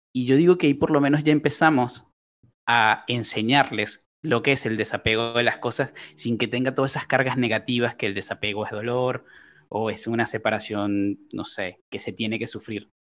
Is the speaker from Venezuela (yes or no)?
yes; Venezuela; moved away as an adult; also born or lived in Colombia (family); now in Uruguay; mi familia es originaria de Colombia, yo nací en Venezuela y ya tengo alrededor de siete años en, en Uruguay